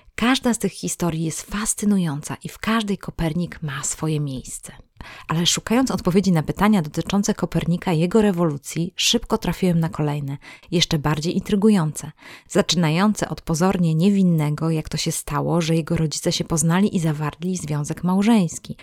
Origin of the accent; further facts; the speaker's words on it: Olsztyn, Warmian-Masurian Voivodeship, Poland; ja urodziłam się w Olsztynie, to jest moje miasto rodzinne